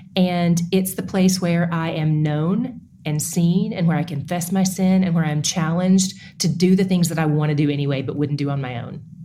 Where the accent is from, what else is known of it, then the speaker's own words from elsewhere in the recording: East Tennessee, United States; now in Dallas, United States; I am from East Tennessee